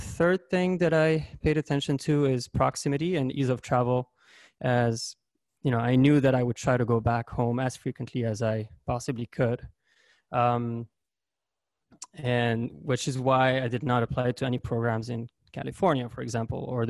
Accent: Lebanon; moved away as an adult; now in St. Louis, United States

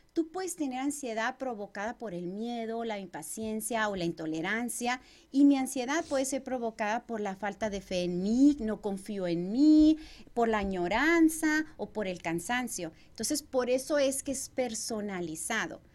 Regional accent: Chihuahua, Mexico; moved away as an adult; now in Arizona, United States; yo soy originaria de Chihuahua, México. Tengo ya alrededor de 19 años viviendo en este país

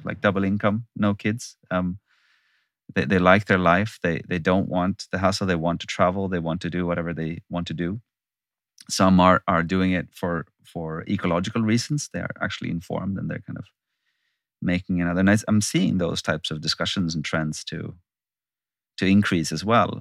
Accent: Sweden; I'm born and raised in Sweden.

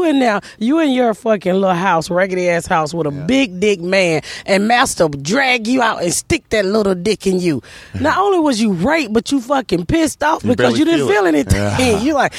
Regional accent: Atlanta, Georgia, United States; I grew up in Atlanta

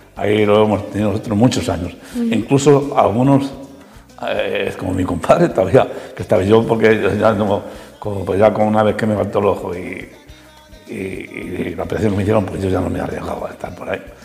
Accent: Ciudad Rodrigo, Castile and León, Spain; yo nací en Arrabal del Puente, Ahí había pues cuatro escuelas.

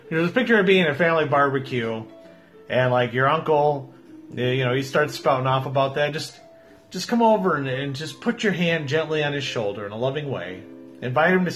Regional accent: Midwest, United States; That's how we were raised here in the Midwest

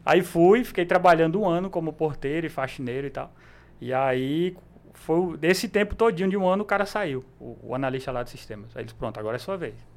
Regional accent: Cabedelo, Paraíba, Brazil; Nasci lá, e moro lá até hoje.

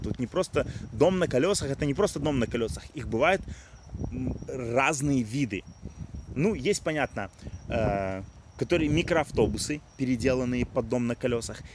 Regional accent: Odesa, Odesa Oblast, Ukraine; Я родился и вырос в Одессе

